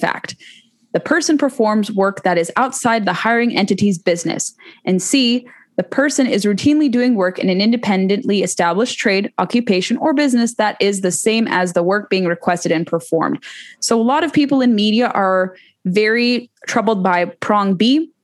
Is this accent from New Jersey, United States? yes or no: no; California, United States; my home state of California